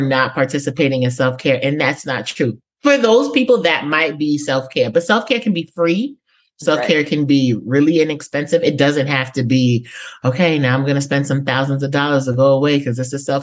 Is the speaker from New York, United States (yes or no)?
yes; New York City, New York, United States; now in Georgia, United States; I am from the Bronx, New York, but I now reside in Georgia, like Atlanta adjacent.